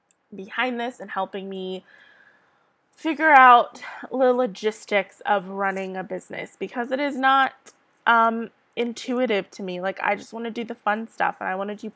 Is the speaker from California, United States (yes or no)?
yes; San Diego, California, United States; I'm from San Diego, California.